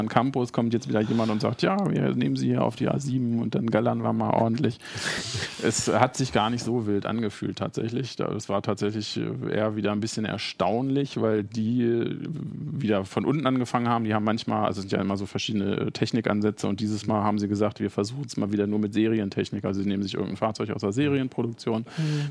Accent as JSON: {"language": "German", "town": "Hanover", "region": "Lower Saxony", "country": "Germany", "said": "als Hannoveraner"}